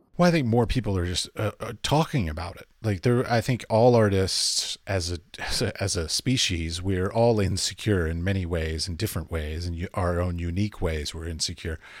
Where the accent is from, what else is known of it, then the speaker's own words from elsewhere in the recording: Arlington, Virginia, United States; moved away as an adult; now in Europe; I grew up in Arlington